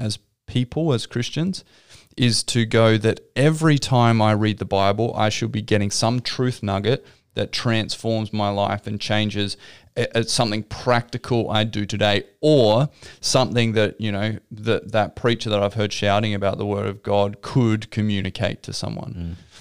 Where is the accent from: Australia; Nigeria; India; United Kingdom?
Australia; Victor Harbor, South Australia; also born or lived in Adelaide; I grew up in Victor Harbour. Mm-hmm. Down on the South Coast